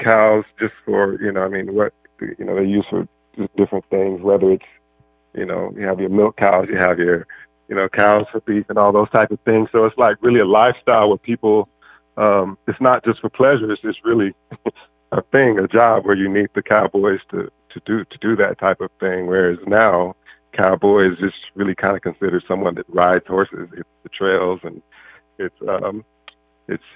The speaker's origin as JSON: {"language": "English", "region": "Mississippi", "country": "United States", "tie": "born or raised there", "moved": "yes", "lives_now": "California, United States", "said": "growing up in Mississippi"}